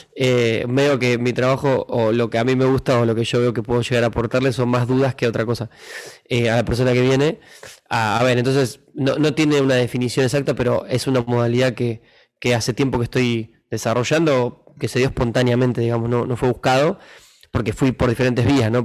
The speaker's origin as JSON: {"language": "Spanish", "region": "Buenos Aires", "country": "Argentina", "tie": "born or raised there", "also_born_or_lived": "La Plata", "said": "nací ahí en Boedo"}